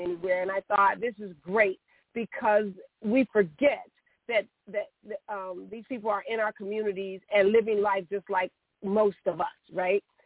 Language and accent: English; Chicago, Illinois, United States; I, I am a Chicagoan. I grew up on the West Side in the in the Austin community